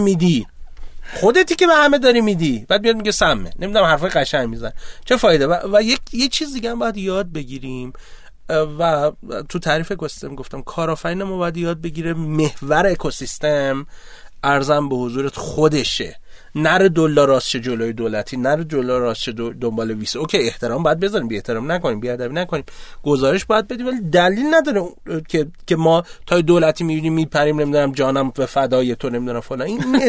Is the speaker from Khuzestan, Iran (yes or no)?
yes; Abadan, Khuzestan, Iran; من آبادانی هستم